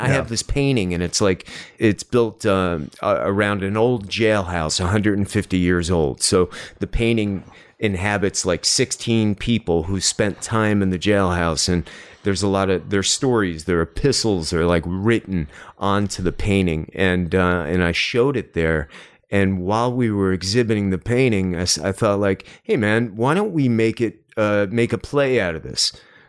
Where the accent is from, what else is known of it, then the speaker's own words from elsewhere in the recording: New York, United States; I grew up outside of Manhattan.